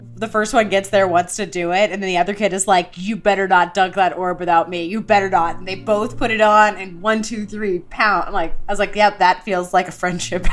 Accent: Houston, Texas, United States; I grew up in Houston

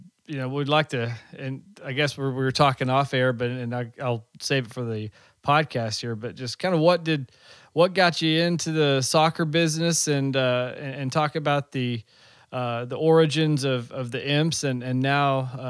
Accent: Oklahoma City, Oklahoma, United States; I'm from the Oklahoma City area as well.

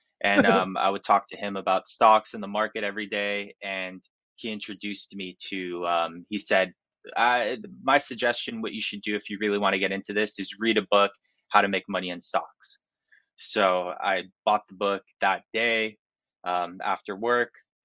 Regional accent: Miami Beach, Florida, United States; I grew up in Miami Beach

